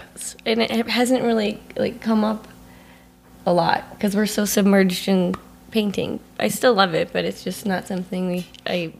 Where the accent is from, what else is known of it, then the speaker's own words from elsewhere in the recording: Scottsdale, Arizona, United States; moved away; also born or lived in Denver / San Francisco / Colorado; grew up in Arizona